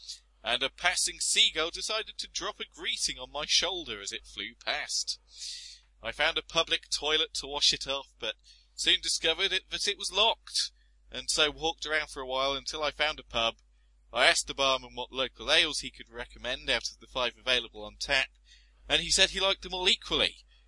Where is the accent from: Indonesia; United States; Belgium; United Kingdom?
United Kingdom; But being British, I refused to give up and come home early and sat the 4 days out.